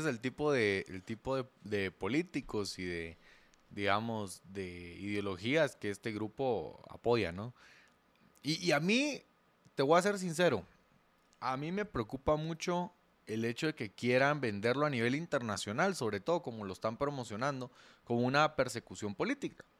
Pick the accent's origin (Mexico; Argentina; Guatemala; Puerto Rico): Guatemala